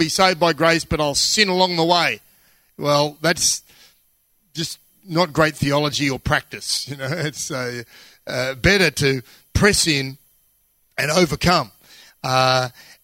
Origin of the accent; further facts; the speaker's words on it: Australia; I'm Australian.